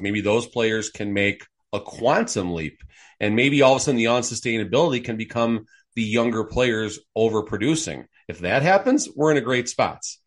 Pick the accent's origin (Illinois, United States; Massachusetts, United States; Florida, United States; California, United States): Illinois, United States; Chicago; now in Las Vegas, United States; I'm originally from Chicago, folks. I grew up at the, going to games at the Chicago Stadium